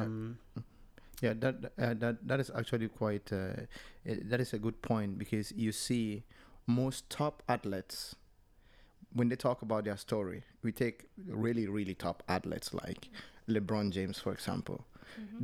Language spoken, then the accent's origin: English; Cameroon; now in Norway; I'm from Cameroon